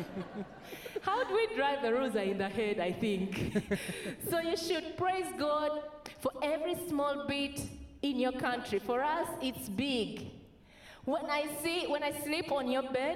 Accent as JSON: {"language": "English", "country": "Uganda", "said": "I come from Uganda"}